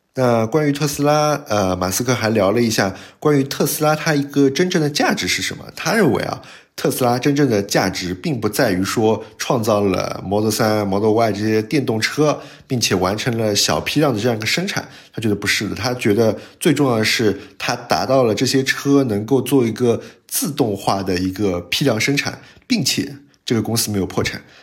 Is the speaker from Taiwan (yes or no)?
no; China; 我们中国人最喜欢这样说话了